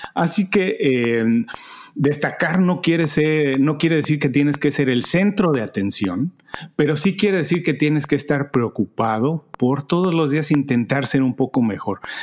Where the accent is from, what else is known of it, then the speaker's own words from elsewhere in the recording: Mexico; moved away as an adult; now in Miami, United States; Soy mexicano, un mexicano viviendo en Miami desde hace 14 años.